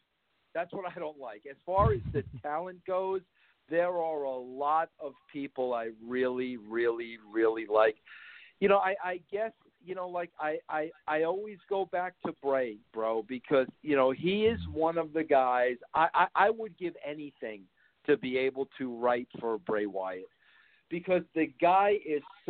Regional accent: New York City, New York, United States; I was born in Brooklyn

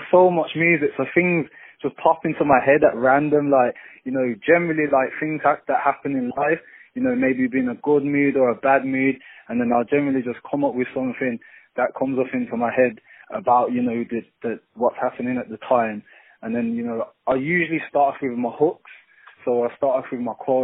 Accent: Birmingham, West Midlands, United Kingdom; I'm from a place called Birmingham City. It's probably about 2 hours away from London. But just born and raised down here

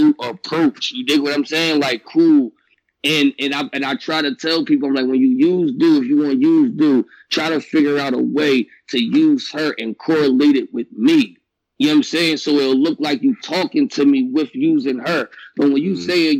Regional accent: Philadelphia, Pennsylvania, United States; I'm from Philly, but keep it a bean. I don't sound like a battle rapper from there, though

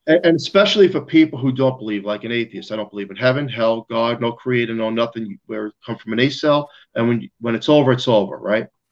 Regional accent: New York City, New York, United States; I'm from Staten Island, New York

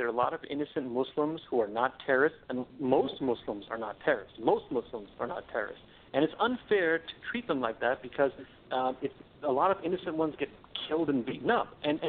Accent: United States; I was born in America. My background is from India, for the record.

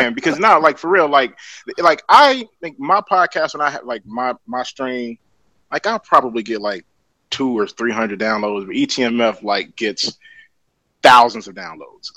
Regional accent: Chicago, Illinois, United States; moved away; I'm from Englewood.

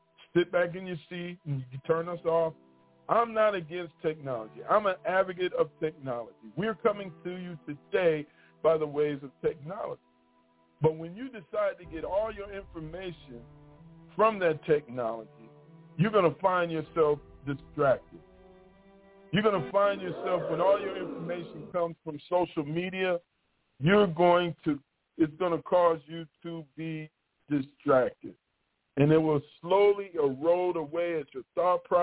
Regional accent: Michigan, United States; moved away as an adult; now in Mississippi, United States; I'm from Michigan. And I grew up there my whole life

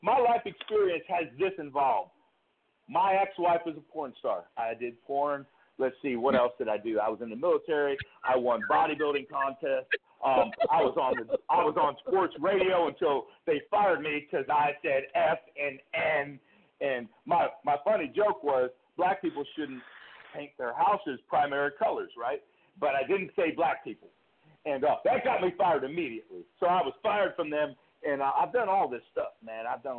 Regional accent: Cleveland, Ohio, United States; I'm from Cleveland, Ohio, right?

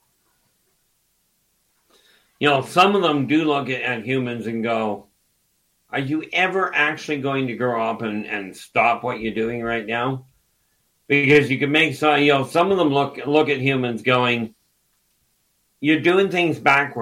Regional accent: Canada; Dave and I are Canadian.

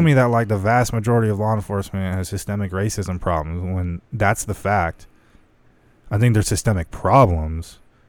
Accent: Lake Havasu City, Arizona, United States; Especially growing up in Havasu.

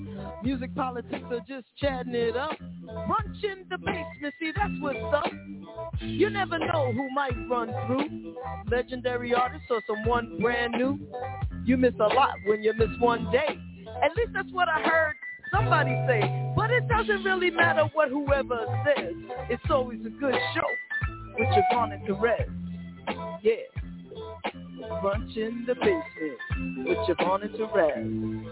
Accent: New York, United States; moved away; as a New Yorker, someone who was in New York on 9/11, who lived there, that's my hometown

